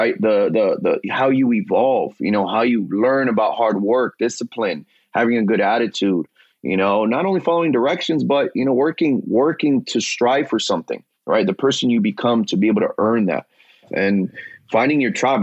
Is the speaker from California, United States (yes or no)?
yes; Los Angeles, California, United States; I grew up playing in the San Fernando Valley